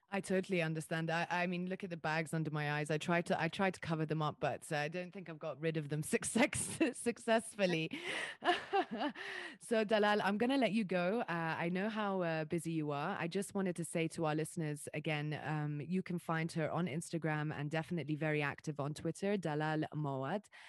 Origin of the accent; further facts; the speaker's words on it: Dubai, United Arab Emirates; also born or lived in Riyadh / Jeddah; I was born and raised in Dubai.